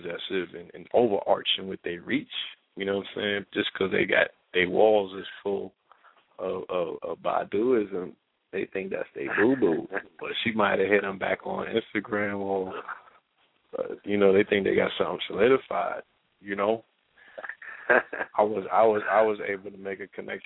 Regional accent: New York City, New York, United States; moved away; my birthplace, my home

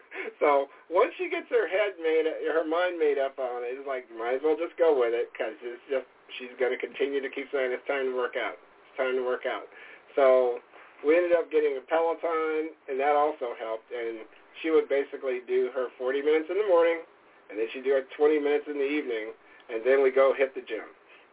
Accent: San Antonio, Texas, United States; now in Wisconsin, United States; Really, we live in Wisconsin, but our family's basically from all over, because originally I'm from San Antonio, and by way of the Army, lived all over the world.

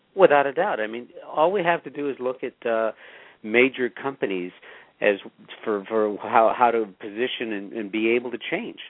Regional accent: Los Angeles, California, United States; also born or lived in Pasadena, California; I grew up poor in East Los Angeles, and later on, my family moved to Pasadena

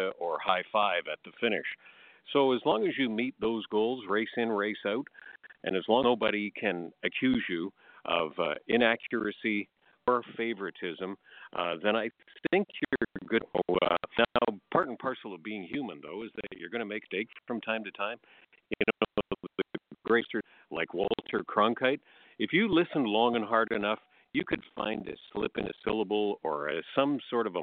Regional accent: Leamington, Ontario, Canada; my hometown of Leamington, about 35 miles southeast

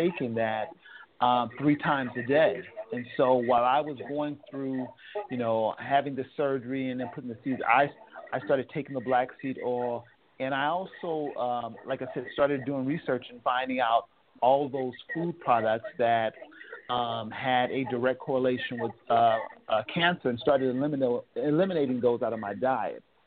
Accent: Oakland, California, United States; I'm from Oakland, California

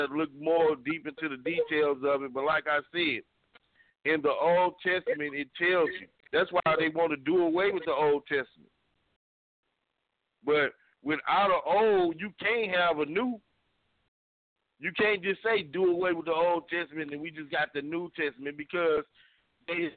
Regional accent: Texas, United States; I'm from Texas

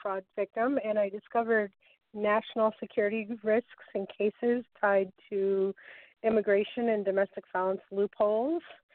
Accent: Massachusetts, United States; now in New Jersey, United States; born and raised in Massachusetts, actually, but I'm calling from New Jersey

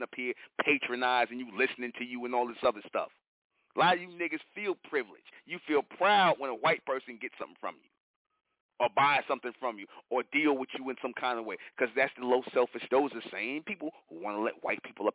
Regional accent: New York, United States; I'm from New York

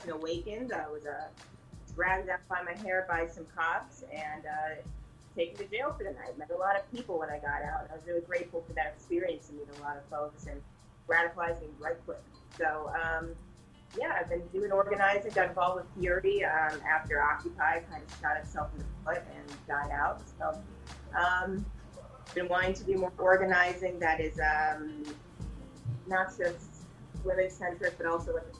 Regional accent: St. Louis, Missouri, United States; moved away as an adult; now in Chicago, United States; I am from St. Louis originally. My father is a musician, a jazz musician, and an artist. So I grew up in that kind of environment

